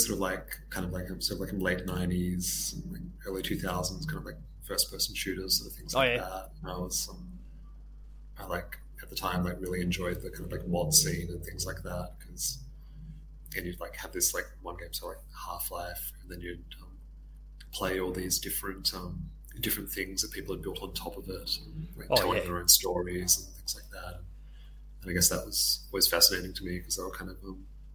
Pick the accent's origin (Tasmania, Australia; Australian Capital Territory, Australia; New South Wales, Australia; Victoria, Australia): Tasmania, Australia; moved away as an adult; also born or lived in Sydney; growing up in Tasmania and like doing my education there, I moved up to Sydney for kind of work